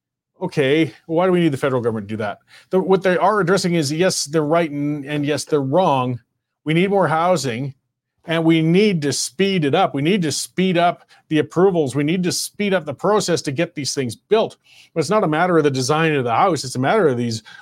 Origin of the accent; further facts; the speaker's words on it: Banff, Alberta, Canada; I grew up in Banff.